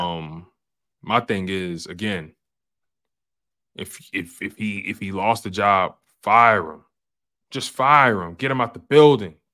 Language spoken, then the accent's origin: English; Philadelphia, Pennsylvania, United States; I'm from Philly